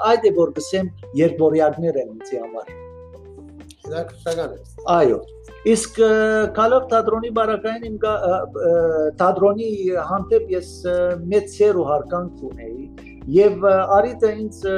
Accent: Aleppo, Aleppo Governorate, Syria; moved away as an adult; also born or lived in Ras al-Ayn, Syria; now in Kuwait; ծնած եմ Սիրիա, Ռասուլային, ապա ընտանիքով փոխադրված են Քալեբ։

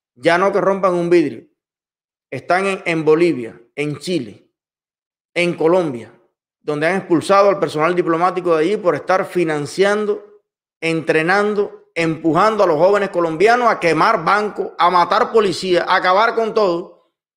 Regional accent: Cuba; moved away; mi país y a mi pueblo

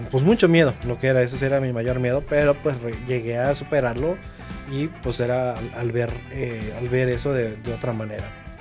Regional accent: Mexico; qué bueno que nací en México

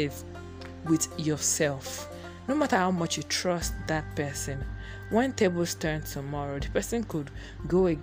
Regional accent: Nigeria; As a Nigerian person, as a Nigerian girl, as a Nigerian woman that I am

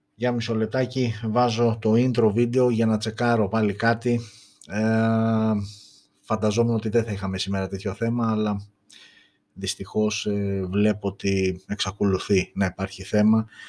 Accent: Greece; είμαστε Έλληνες, είμαστε περήφανοι που είμαστε Έλληνες

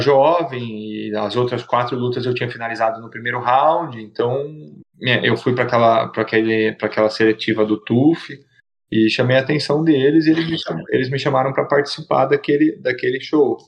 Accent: Itatiba, São Paulo, Brazil; em Itatiba, que é a minha cidade natal

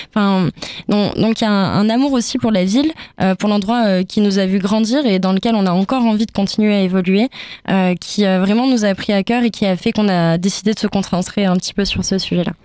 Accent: Toulouse, Occitania, France; nous, on est de Toulouse

